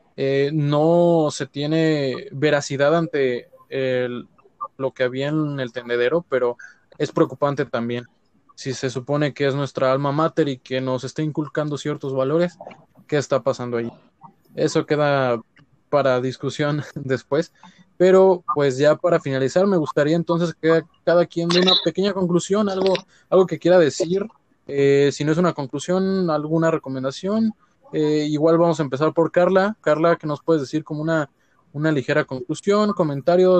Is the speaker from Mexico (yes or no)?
yes; Mexico; somos mexicanos y que nos gusta ser mexicanos